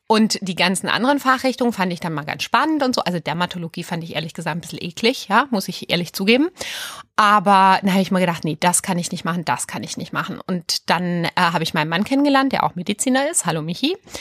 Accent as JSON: {"language": "German", "town": "Aalen", "region": "Baden-Württemberg", "country": "Germany", "tie": "born or raised there", "also_born_or_lived": "Sweden / Berlin", "moved": "as an adult", "said": "Ich bin ja Schwedin. Und die ersten drei Lebensjahre war ich auch noch in Schweden. Und dann sind meine Eltern aber nach Süddeutschland. Und ich bin im Ostalbkreis groß geworden, auf der Schwäbischen Alb"}